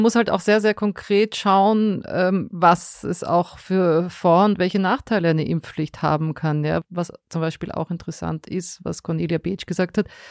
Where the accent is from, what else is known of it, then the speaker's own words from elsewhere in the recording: Austria; moved away; bei uns in Österreich